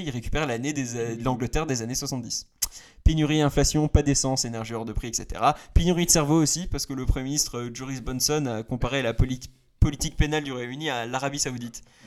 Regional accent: France; je suis français

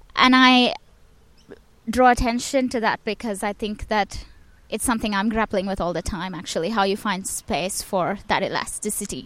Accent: Chennai, Tamil Nadu, India; my hometown in Chennai

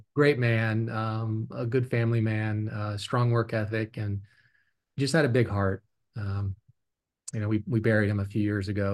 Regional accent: Fort Belvoir, Virginia, United States; also born or lived in Stuttgart, Germany; we moved back to Fort Belvoir, Virginia

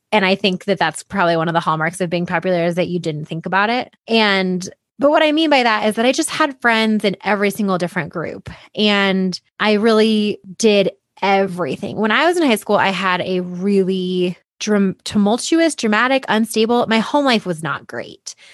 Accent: Boulder, Colorado, United States; And I grew up in Boulder.

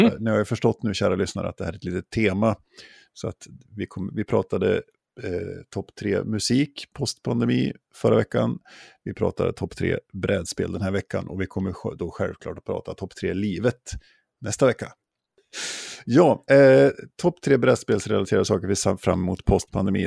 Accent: Jämtland, Sweden; moved away; i mina hemtrakter i Jämtland

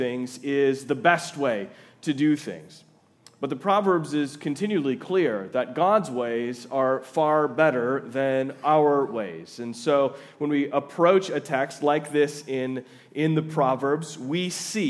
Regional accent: Twin Cities area, Minnesota, United States; moved away as an adult; also born or lived in Fargo, North Dakota / Louisville, Kentucky; now in Jamestown, United States; I'm originally from the Twin Cities area

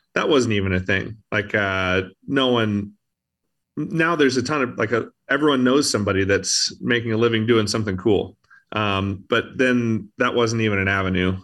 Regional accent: Louisville, Kentucky, United States; I grew up in Louisville, Kentucky

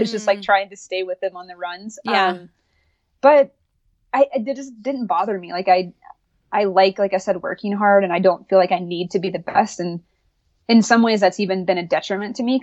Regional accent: North Carolina, United States; I grew up in North Carolina

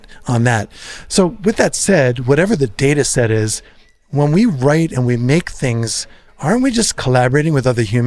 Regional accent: New Jersey, United States; we're from New Jersey, Jersey represent

